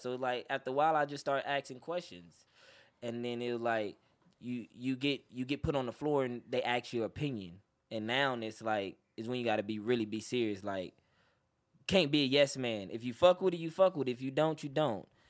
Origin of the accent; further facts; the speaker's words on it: Los Angeles, California, United States; I'm originally from Los Angeles, California